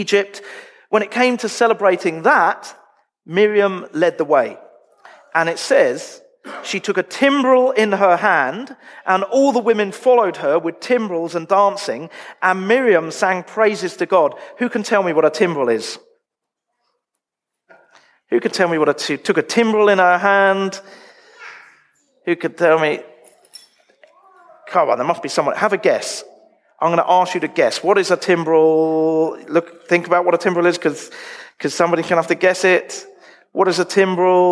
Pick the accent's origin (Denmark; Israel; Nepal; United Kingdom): United Kingdom; moved away as an adult; now in Australia; I'm quite British.